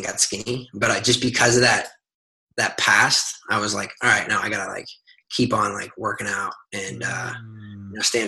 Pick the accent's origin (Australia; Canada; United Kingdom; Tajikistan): Canada; Nova Scotia; moved away as an adult; now in New York City, United States; I grew up in Nova Scotia in Canada